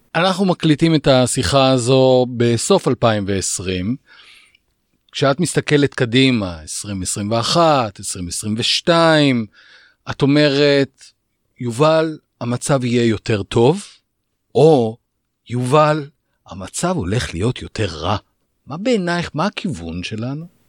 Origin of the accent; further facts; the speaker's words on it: Israel; כאן בישראל אנחנו ישראלים